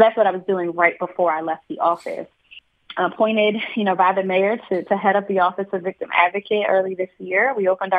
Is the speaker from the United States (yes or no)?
yes; Philadelphia, Pennsylvania, United States; I am born and raised in Philadelphia. Grew up in the West Oakland, Mount Airy section of the city, but my family, by and large, is from the Frankfort section of the city.